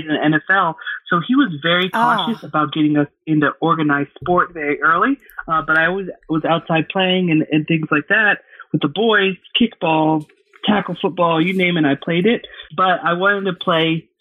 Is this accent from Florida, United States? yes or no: no; Georgia, United States; I'm from Georgia